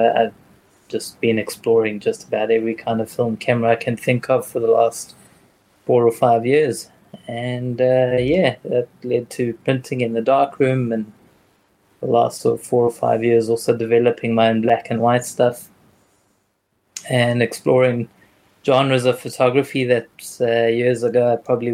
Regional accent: Johannesburg, Gauteng, South Africa; moved away as an adult; also born or lived in China; I'm from Johannesburg, South Africa

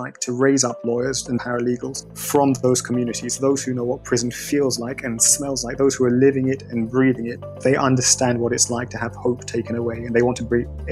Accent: London, United Kingdom; moved away as an adult; also born or lived in East Africa; the experiences I had as a child growing up in London, the son of a Jamaican immigrant

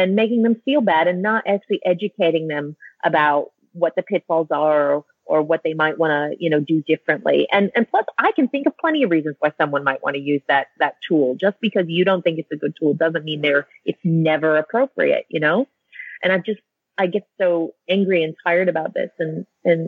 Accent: United States; moved away as an adult; as an American living overseas

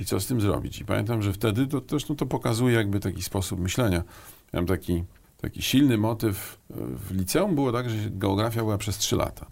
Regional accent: Mikołajki, Warmian-Masurian Voivodeship, Poland; moved away as an adult; also born or lived in Mrągowo / Olsztyn / Warsaw; ja jestem chłopak z Mazur, a to znaczy Mikołajki Mrągowolsztyn, to jest takie mm -hmm. moje kurikulum e, szkolne

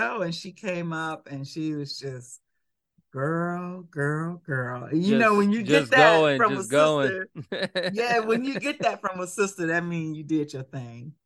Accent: Atlanta, Georgia, United States; also born or lived in Chicago; I went to high school. I grew up in Atlanta.

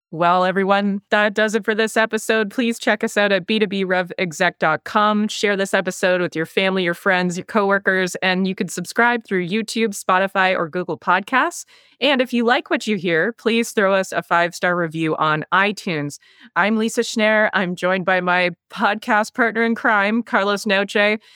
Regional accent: Canada; accent: Canadian; I've got the Canadian accent

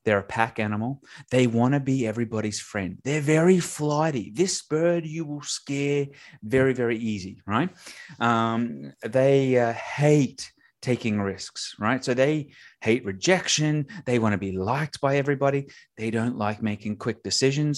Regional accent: Australia; I have an accent, so that means I'm from Australia.

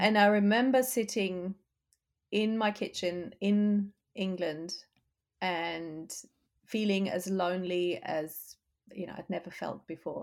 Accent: Germany; moved away as an adult; also born or lived in United Kingdom; now in Austin, United States; I left my home country, Germany, in my twenties.

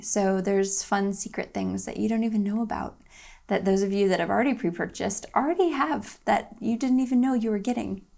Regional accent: Toledo, Ohio, United States; now in Greensboro, United States; Toledo, Ohio, my hometown, where I'm from

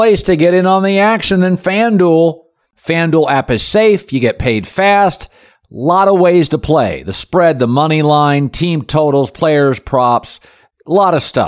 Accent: Pacific Northwest, United States; I'm from the Pacific Northwest

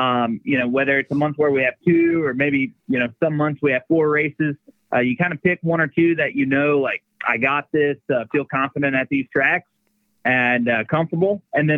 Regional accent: Midwest, United States; We are from the Midwest. Gotta love a little dirt.

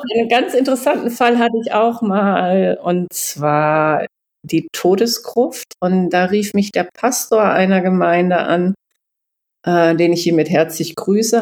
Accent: Canhusen, Lower Saxony, Germany; moved away as an adult; also born or lived in Giessen; now in East Frisia, Germany; in meinem Heimatort, das spielt in Kannhusen, wo ich aufgewachsen bin

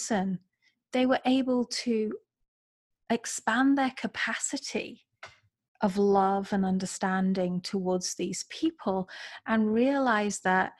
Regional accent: England, United Kingdom; moved away as an adult; also born or lived in California / Florida; now in Columbus, United States; I'm from England, living in America

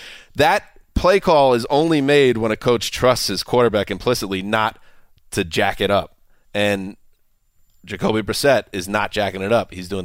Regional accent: New York, United States; moved away; as a New Yorker

